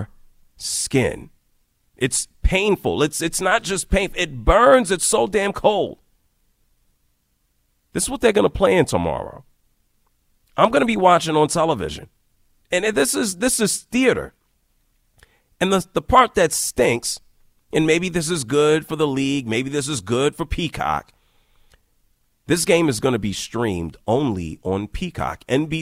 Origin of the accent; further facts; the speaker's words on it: Northeast, United States; Growing up in the Northeast